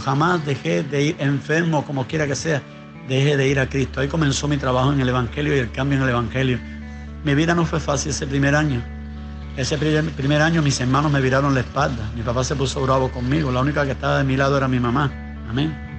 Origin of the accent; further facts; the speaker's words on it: Cuba; Nací en un hogar eh, bien humilde, bien pobre, en, el año 65 nací yo, un tiempo donde, era, donde se estaba sufriendo cambios verdaderamente aquí en, nuestro país